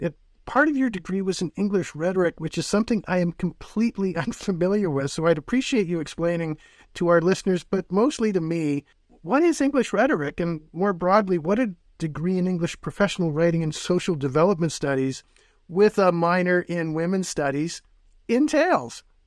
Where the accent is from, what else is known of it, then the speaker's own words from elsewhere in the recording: Northern Ontario, Canada; I'm from Northern Ontario as well